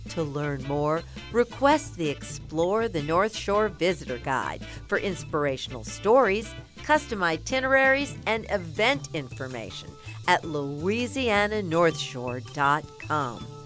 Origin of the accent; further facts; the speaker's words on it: Istanbul, Turkey; English is a second language; moved away as an adult; also born or lived in Germany; now in Mandeville, United States; We are from Istanbul